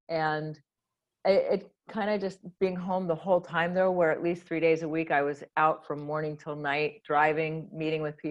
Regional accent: Hawaii, United States; I grew up in Hawaii

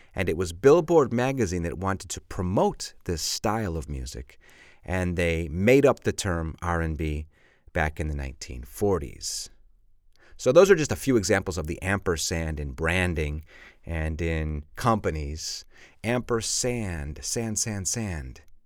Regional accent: Chicago, Illinois, United States; I'm from Chicago, and of course, Chicago is on Lake Michigan

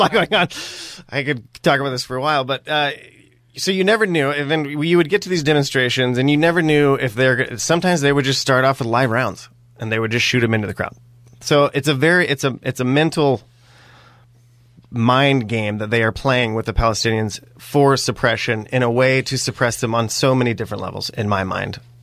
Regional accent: Springfield, Oregon, United States; also born or lived in Bend, Oregon; I was, uh, born and raised in Springfield, Oregon. I'm a true-blooded Oregonian

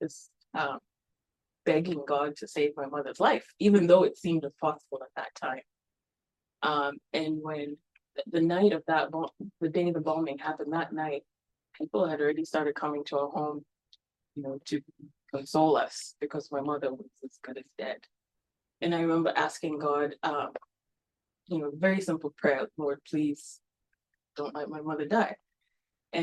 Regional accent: Nairobi, Kenya; moved away as an adult; also born or lived in Kansas City, United States; I was born and raised Catholic in Nairobi, Kenya

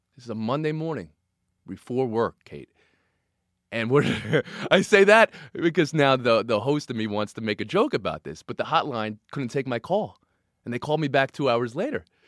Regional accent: New York, United States; also born or lived in New Jersey; I grew up in New York and New Jersey

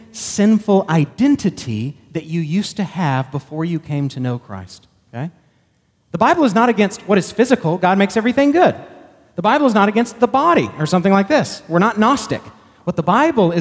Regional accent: Texas, United States; I'm proud to be a Texan. I was born in Texas

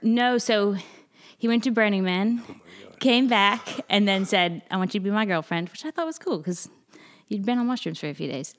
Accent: Delaware, United States; moved away as an adult; also born or lived in New York; now in Charleston, United States; I'm from Delaware originally

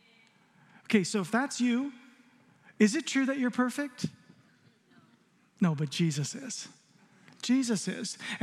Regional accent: Arizona, United States; growing up in Arizona, there's a lot of lightning and thunder

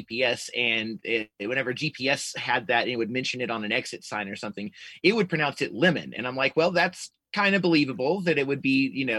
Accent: Georgia, United States; accent: city Southern accent; moved away as an adult; I'm from Georgia

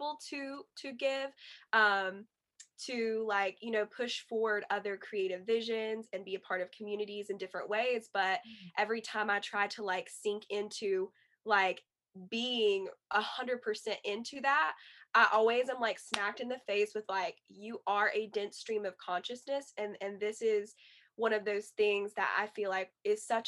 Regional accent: Yadkin County, North Carolina, United States; also born or lived in Wilkesboro, North Carolina / Cullowhee, North Carolina; So then around third grade or second grade, we moved to Yadkin County

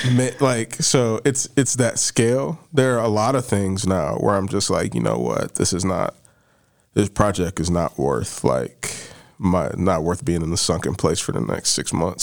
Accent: Barberton, Ohio, United States; I'm from Barberton.

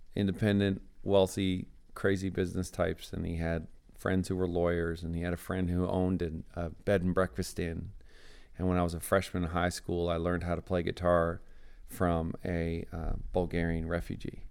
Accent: Newfoundland and Labrador, Canada; I grew up in Newfoundland, Canada.

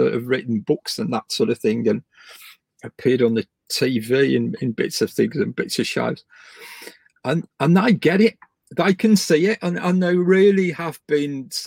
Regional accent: West Midlands, United Kingdom; I come from the Midlands

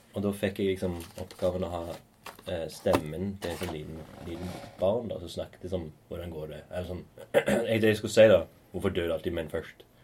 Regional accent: Stavanger, Rogaland, Norway; Hillevåg. Der vi er fra

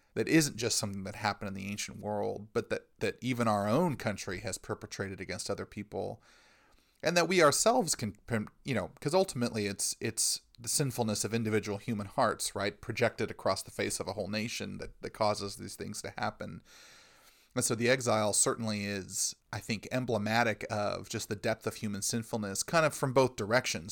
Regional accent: United States; us as Americans

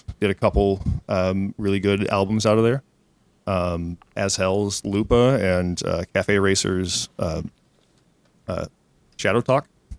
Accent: Fayetteville, Arkansas, United States; I grew up in Fayetteville, Arkansas, which is a wonderful place to grow up, but musically kind of limiting. It's in the northwest corner of the state

